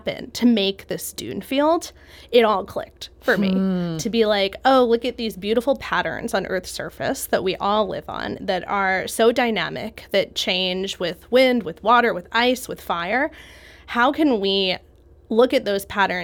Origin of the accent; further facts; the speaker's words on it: Jersey Shore, New Jersey, United States; I grew up on the Jersey Shore